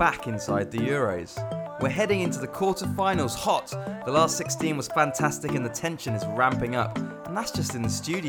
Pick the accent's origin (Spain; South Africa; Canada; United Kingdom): United Kingdom; England; we're all English on the pod